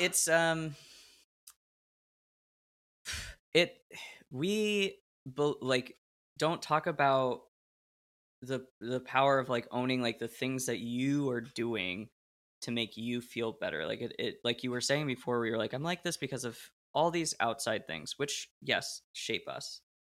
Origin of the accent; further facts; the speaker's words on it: Portland, Oregon, United States; I grew up in Portland, Oregon